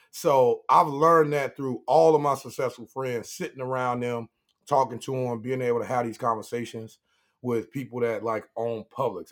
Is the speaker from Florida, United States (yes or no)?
yes; Pine Hills, Florida, United States; growing up in Pine Hills